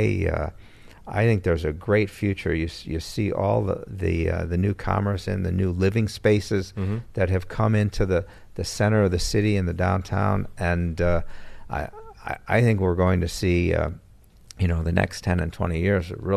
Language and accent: English; Chicago, Illinois, United States; moved away as an adult; now in Aurora, United States; I grew up in Chicago, and when I came to Aurora, it was the mid-1980s